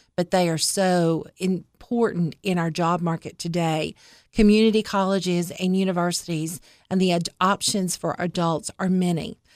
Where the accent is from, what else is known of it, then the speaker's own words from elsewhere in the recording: East Tennessee, United States; moved away as an adult; now in Cookeville, United States; So I'm from East Tennessee. So I'm an East Tennessee girl